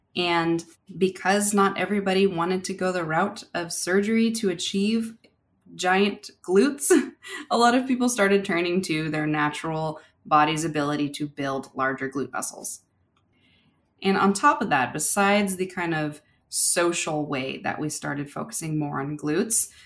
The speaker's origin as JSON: {"language": "English", "region": "California", "country": "United States", "tie": "born or raised there", "said": "growing up in California"}